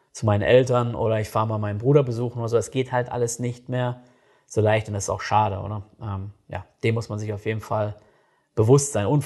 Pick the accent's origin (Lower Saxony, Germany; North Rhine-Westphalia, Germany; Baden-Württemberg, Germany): North Rhine-Westphalia, Germany; Ich komme selbst aus NRW und ich merke das jedes Mal, äh, wenn ich dann wieder da bin.